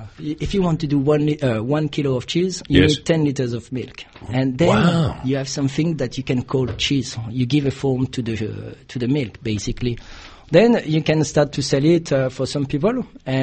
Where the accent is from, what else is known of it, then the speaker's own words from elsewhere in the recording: Ventimiglia, Liguria, Italy; English is a second language; also born or lived in France; now in Australia; Often I was sleeping in Italy and living in France. Basically, I'm from the border of France and Italy.